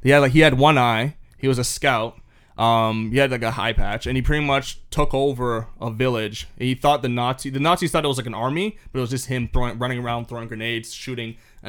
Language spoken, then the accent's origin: English; Canada